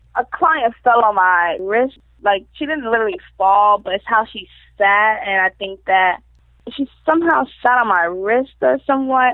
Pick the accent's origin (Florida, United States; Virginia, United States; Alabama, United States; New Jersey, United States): Florida, United States; Royal Palm Beach; also born or lived in Wellington, Florida / Lake Worth, Florida; I grew up in Florida, in Royal Palm. I moved, moved around a little to Wellington, to Boynton, to Delray, and back to Lake Worth